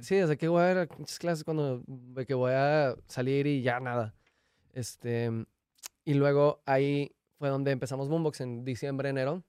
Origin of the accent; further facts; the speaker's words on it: Mexico; uno como mexicano va a Estados Unidos y se regresa a México